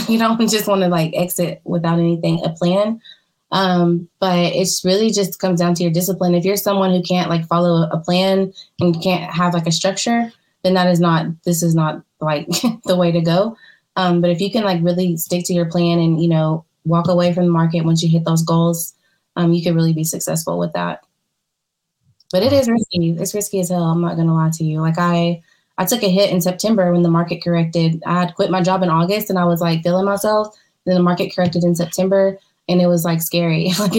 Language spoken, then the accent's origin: English; Tennessee, United States; Probably brown. And I'm from Tennessee, so it's the whiskey for me.